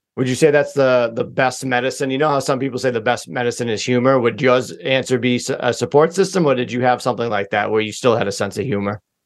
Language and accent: English; Massachusetts, United States; I'm I'm from Massachusetts